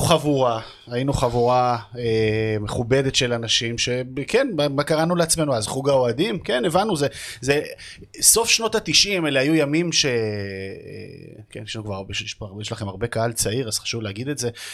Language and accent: Hebrew; Jerusalem, Jerusalem District, Israel; moved away as an adult; now in Tel Aviv, Israel; אני ירושלמית שגרה בתל אביב.